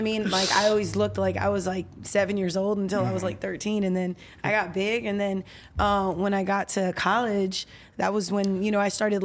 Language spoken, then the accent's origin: English; Orlando, Florida, United States; I'm from Orlando